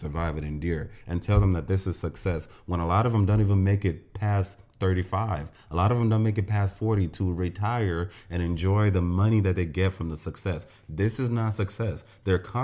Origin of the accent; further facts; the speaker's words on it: Nigeria; As a Nigerian